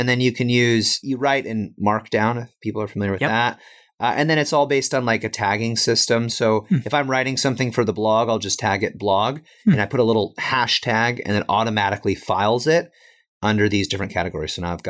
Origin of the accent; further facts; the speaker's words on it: Midwest, United States; I came from Midwestern, middle class, make, $20,000, $30,000, $40,000 a year.